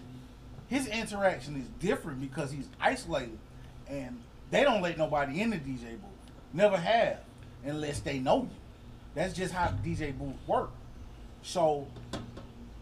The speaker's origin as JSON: {"language": "English", "town": "Atlanta", "region": "Georgia", "country": "United States", "said": "I'm from the West"}